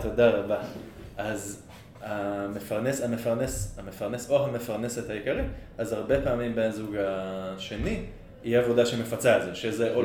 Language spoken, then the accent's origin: Hebrew; Israel; אני ישראלי